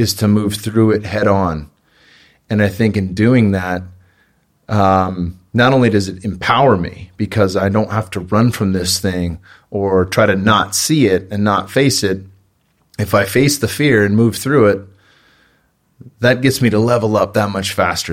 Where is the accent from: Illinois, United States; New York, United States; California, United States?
California, United States; Bay Area, Northern; I grew up in the Bay Area in Northern California